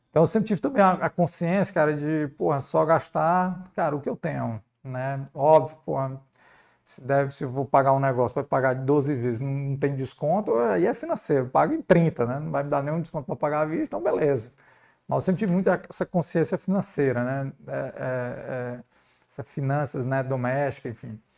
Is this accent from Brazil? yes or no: yes; Ceará, Brazil; Preconceito de ser cearense? É, não, e nem foi nem foi por ser nordestino, não.